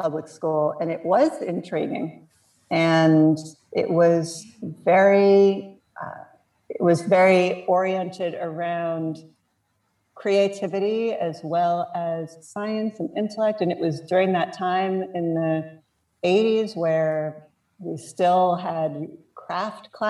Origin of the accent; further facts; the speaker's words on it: Piscataway, New Jersey, United States; I grew up in New Jersey. I grew up in Piscataway